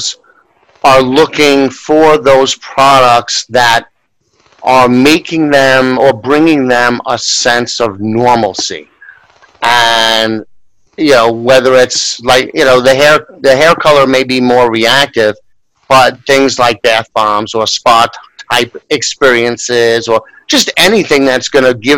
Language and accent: English; New York, United States; as a New Yorker